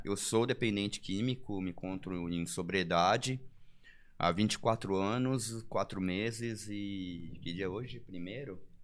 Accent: São Paulo, Brazil; now in São José dos Campos, Brazil; sou de São Paulo, nasci em capital

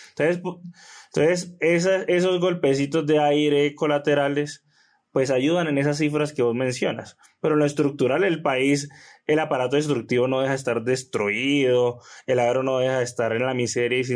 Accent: Colombia; como colombianos

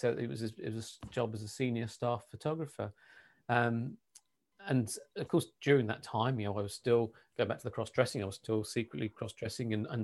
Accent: Kent, South East England, United Kingdom; moved away as an adult; also born or lived in Sittingbourne / Coventry; I was born and brought up in Kent

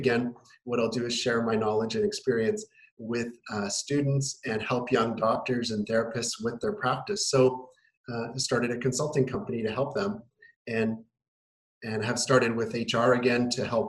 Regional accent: Winnipeg, Manitoba, Canada; now in Kelowna, Canada; I'm from Winnipeg originally.

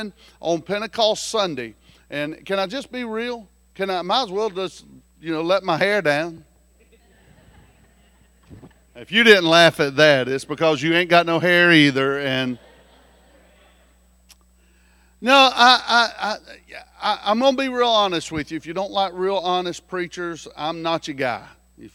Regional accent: South Carolina, United States; I'm from South Carolina

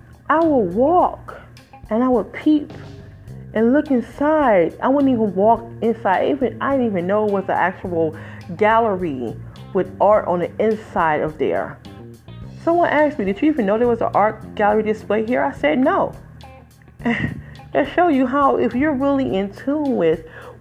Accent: Detroit, Michigan, United States; I'm original from the Motor City, Detroit 313, raised in Moore and went to high school there at Denby Preparatory Technical High School

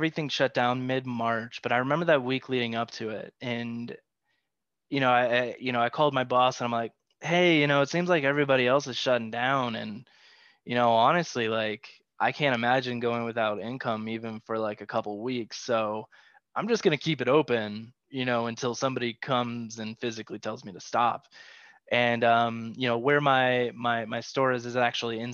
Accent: Midwest, United States; now in Las Vegas, United States; growing up in the Midwest

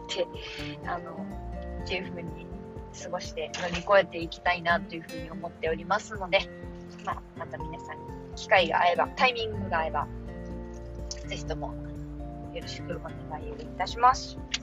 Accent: Kansai, Japan; moved away; 私の地元の関西に

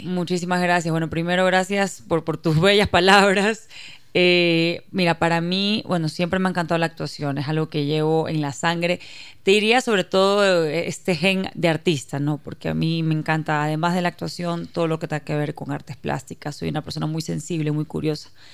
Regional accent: Guayaquil, Guayas, Ecuador; soy ecuatoriana, nací en Guayaquil, criada en Ecuador, de padre israelita.

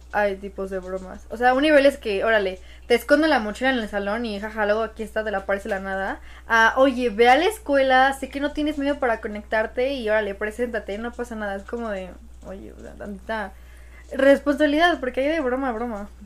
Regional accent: Mexico; los mexicanos somos

